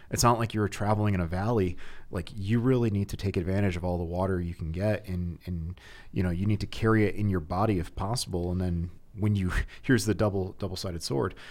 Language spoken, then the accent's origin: English; Connecticut, United States; now in Heber City, United States; I grew up in Connecticut